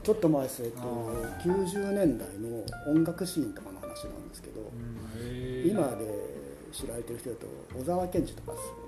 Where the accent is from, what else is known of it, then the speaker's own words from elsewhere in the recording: Kyushu, Japan; 田舎の高校生だったんですよねこうあ僕九州なんですけど